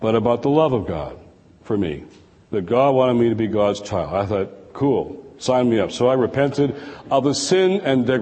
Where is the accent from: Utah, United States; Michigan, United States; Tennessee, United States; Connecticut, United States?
Michigan, United States; Detroit; Detroit, my hometown.